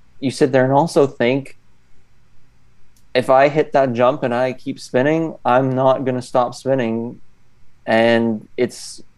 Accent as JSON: {"language": "English", "country": "Canada", "said": "I'm from Canada"}